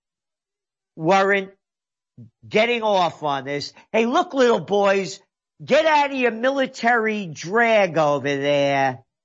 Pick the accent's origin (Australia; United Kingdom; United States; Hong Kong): United States; New York City, New York; I grew up in the Bronx